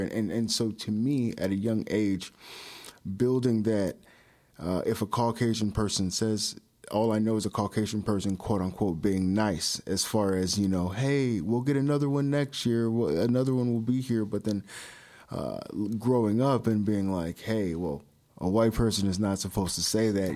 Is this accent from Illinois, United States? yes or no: yes; Palatine, Illinois, United States; born or raised there; also born or lived in Chicago, Illinois / Hoffman Estates, Illinois / Arlington Heights, Illinois / Buffalo Grove, Illinois